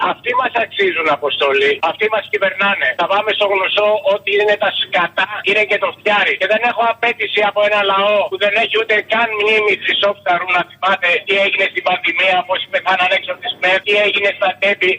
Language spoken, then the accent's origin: Greek; Samos, North Aegean, Greece; Κατάγομαι από τη Σάμο